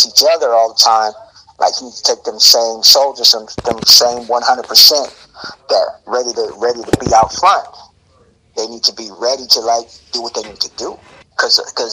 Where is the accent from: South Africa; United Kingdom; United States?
United States; Alabama; where my mom lives, where I was born in Alabama.